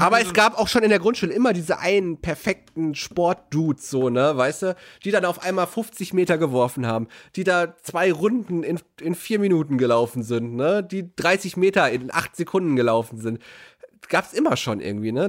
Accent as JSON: {"language": "German", "town": "Herten", "region": "North Rhine-Westphalia", "country": "Germany", "tie": "born or raised there", "said": "unsere Schulgemeinschaft in Herten hatte ein eigenes Schulschwimmbad gehabt"}